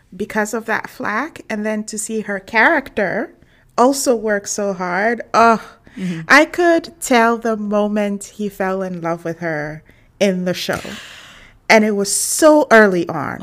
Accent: Ghana; I'm from Ghana

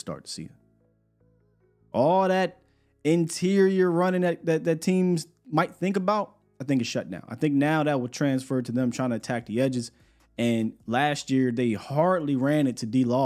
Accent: East Coast, United States; now in Texas, United States; I live in Texas, but I'm from the East Coast

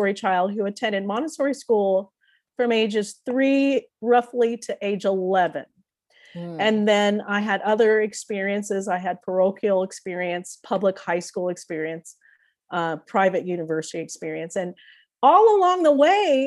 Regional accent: Springfield, United States; first language English; also born or lived in London; now in Denver, United States; that small town that I grew up in Springfield

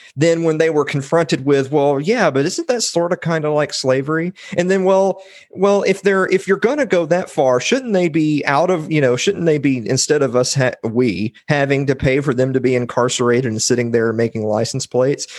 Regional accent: Columbia, Tennessee, United States; I'm from Columbia, Tennessee, which is the home of President James K. Polk.

